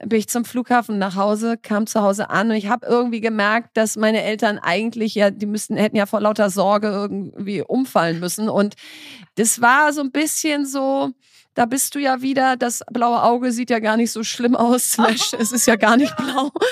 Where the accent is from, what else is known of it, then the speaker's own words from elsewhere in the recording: North Rhine-Westphalia, Germany; ich komme aus Ostwestfalen